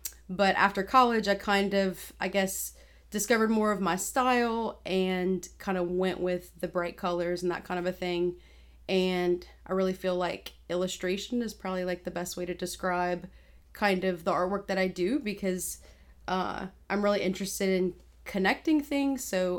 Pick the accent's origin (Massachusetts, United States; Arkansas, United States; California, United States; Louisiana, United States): Louisiana, United States; Broussard; also born or lived in Cecilia; Living in Broussard, moved to Cecilia for a little bit, and then basically my whole life I've been there.